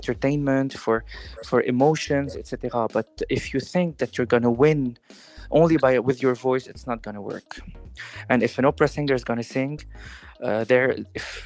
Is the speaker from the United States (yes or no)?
no; Lebanon; moved away; also born or lived in Paris, France; I'm a Levantine guy. I come from the Levant. I've been raised in a Greek, Turkish, Lebanese family of many origins